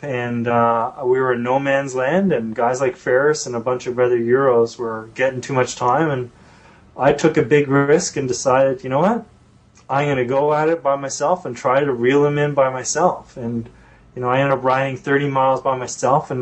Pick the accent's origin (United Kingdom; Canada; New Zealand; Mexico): Canada; being a Canadian